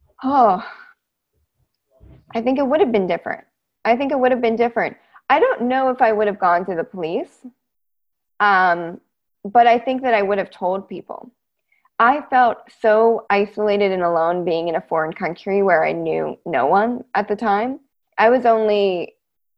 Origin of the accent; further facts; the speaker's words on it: United States; also born or lived in Edinburgh, Scotland; being in Scotland as an American citizen